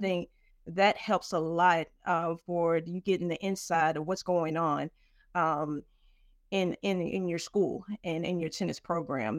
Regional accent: Nashville, Tennessee, United States; I'm from Nashville, Tennessee

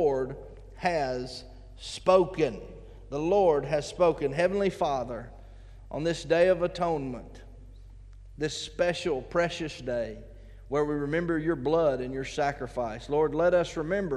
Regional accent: United States; we as American Christians

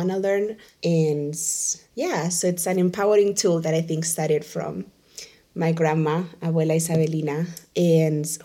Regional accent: Spain; moved away as an adult; also born or lived in Venezuela / Maracaibo, Venezuela; now in Boston, United States; So I'm originally from Venezuela, and I was raised a big part of my life in Spain.

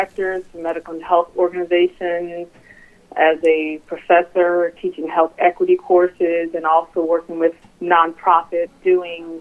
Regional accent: Richmond, Virginia, United States; also born or lived in North Carolina; now in Baltimore, United States; I'm born and raised in Richmond, Virginia

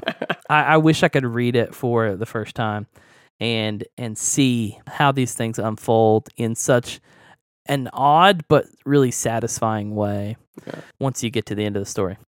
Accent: Oklahoma, United States; that that's like right next to my hometown. Like it's Oklahoma

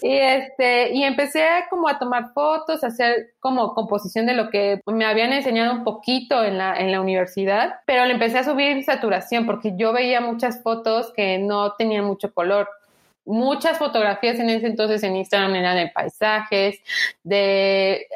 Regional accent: Tuxtla Gutiérrez, Chiapas, Mexico; moved away as an adult; now in Mexico City, Mexico; Yo soy de Chiapas, de Tuxtla Gutiérrez, Chiapas, eh, un estado al sur de México. Y eh, hoy en día vivo en la gran y bella, hermosa Ciudad de México

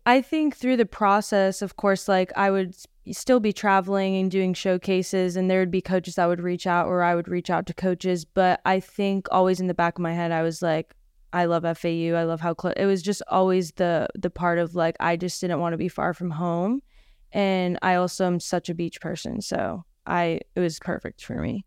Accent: Orlando, Florida, United States; moved away as an adult; now in Boca Raton, United States; I'm from Orlando

